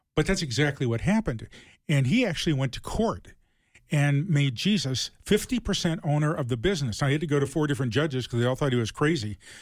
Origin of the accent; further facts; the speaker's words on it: Toledo, Ohio, United States; I grew up in Ohio, uh, Toledo.